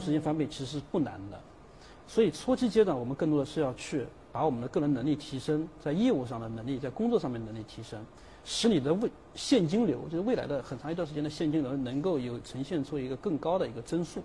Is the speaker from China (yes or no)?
yes; China; 我们中国人